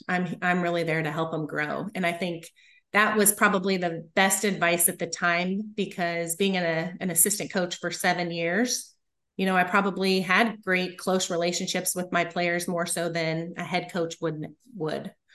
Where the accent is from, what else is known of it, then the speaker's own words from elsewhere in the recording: Littleton, Colorado, United States; moved away as an adult; now in Kansas, United States; I grew up in outside of Denver, Colorado, in Littleton